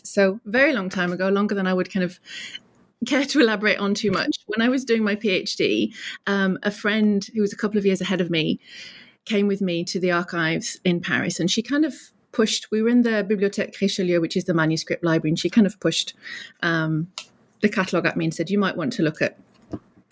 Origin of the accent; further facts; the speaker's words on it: United Kingdom; moved away as an adult; also born or lived in Durham; now in North Florida, United States; I'm British